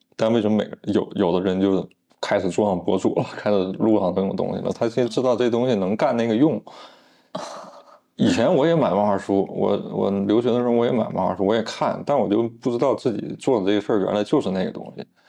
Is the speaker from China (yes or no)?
yes; Northeast China, China; 我老家那边人不太知道这个中央美院，只知道这个鲁迅美术学院，就东北那边就认那个，高中我就去沈阳去学的